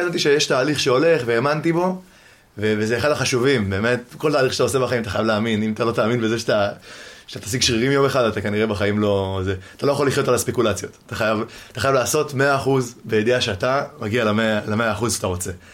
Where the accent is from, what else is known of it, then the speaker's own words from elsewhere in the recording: Givatayim, Tel Aviv District, Israel; now in Ramat Gan, Israel; אני גר, גדלתי בגבעתיים, היום אני גר ברמת גן עם ההורים